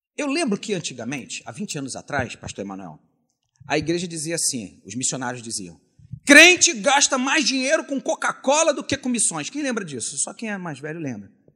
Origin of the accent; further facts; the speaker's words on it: Caxias, Brazil; Quando eu era criança, lá na Maranata de Caxias